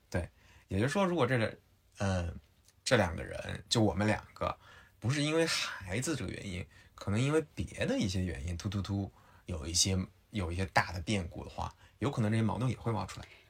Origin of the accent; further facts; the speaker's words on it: Henan, China; 我是河南人